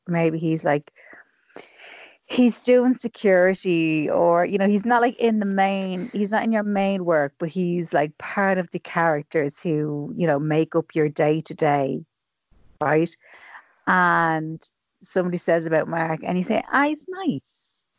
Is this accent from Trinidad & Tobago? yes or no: no; Ireland; we're Irish women